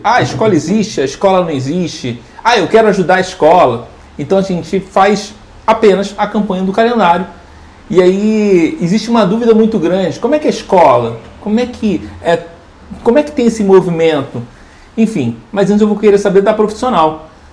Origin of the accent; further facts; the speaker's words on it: Rio de Janeiro, Brazil; moved away; sou do Rio.